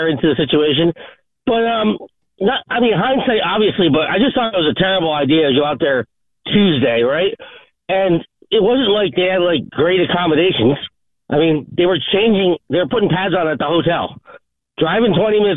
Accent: Pompano Beach, Florida, United States; I grew up in Pompano Beach where James White's from

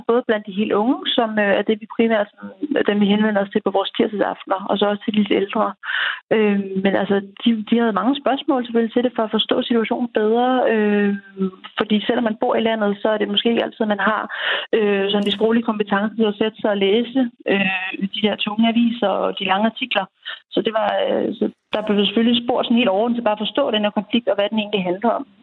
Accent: Denmark; vi er mange danskere

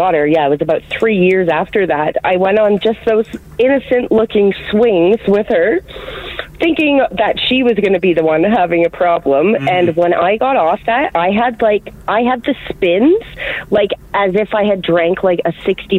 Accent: Ontario, Canada; And I'm from Ontario, so I've been going to Canada's Wonderland for my entire life.

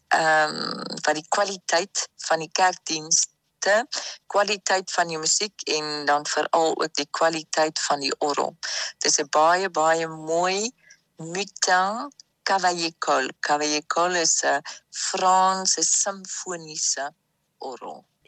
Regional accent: Free State, South Africa; now in France; En ek is gebore in Suid-Afrika. So die ons ander kinders, ons vier kinders is almal in Suid-Afrika gebore. So ek is 'n Suid-Afrikaner

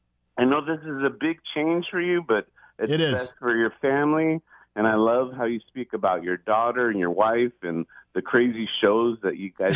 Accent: San Francisco, California, United States; also born or lived in Atlanta; I went to school in Atlanta, even though I'm from San Francisco.

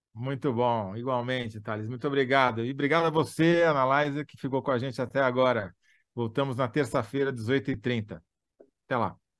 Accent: Matão, São Paulo, Brazil; eu, como você, sou da Grande Matão, né? Ali no interior de São Paulo

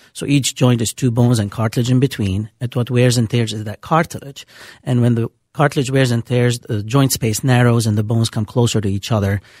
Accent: Beirut, Beirut Governorate, Lebanon; accent: Lebanese; moved away as an adult; also born or lived in Bemidji, Minnesota; now in Minneapolis, United States; I'm originally from Beirut, Lebanon

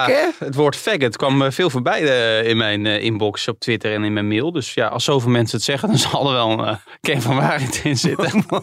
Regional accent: Utrecht, Netherlands; Wij komen allebei uit Utrecht.

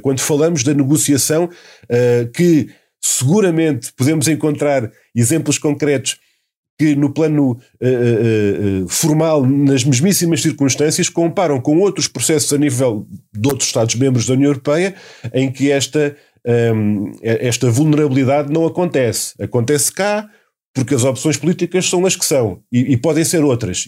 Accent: Setúbal, Portugal; no distrito de Setúbal, de onde eu, de onde eu venho

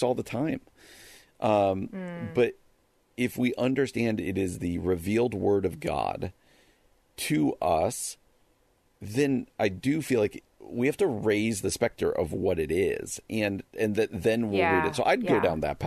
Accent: New Jersey, United States; I grew up in New Jersey

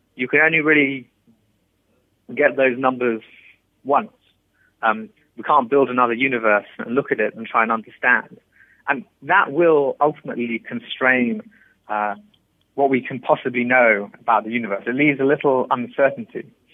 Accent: England, United Kingdom; I was born in England and I grew up there

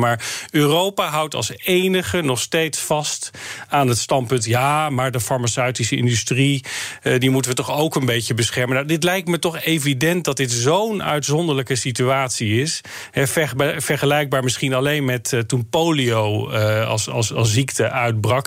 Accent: North Brabant, Netherlands; ik kom zelf uit Brabant

